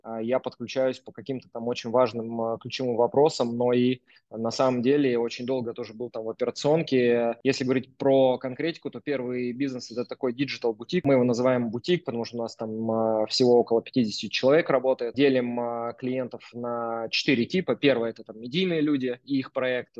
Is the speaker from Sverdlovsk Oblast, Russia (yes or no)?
yes; Yekaterinburg, Sverdlovsk Oblast, Russia; moved away as an adult; now in Moscow, Russia; Вообще, я изначально сам из Екатеринбурга. Родился в простом э, совершенно районе, который называется Уралмаш